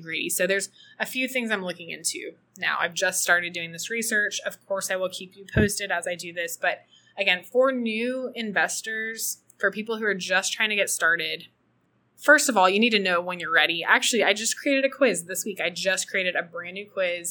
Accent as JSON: {"language": "English", "town": "Austin", "region": "Texas", "country": "United States", "tie": "born or raised there", "moved": "as an adult", "lives_now": "El Salvador", "said": "I loved growing up in Austin. I'm so proud to be from Austin"}